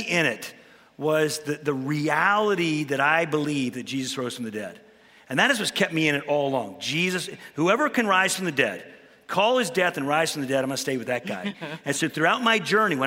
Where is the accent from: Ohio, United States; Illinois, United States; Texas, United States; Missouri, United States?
Illinois, United States; Chicago; I grew up in Chicago, Illinois.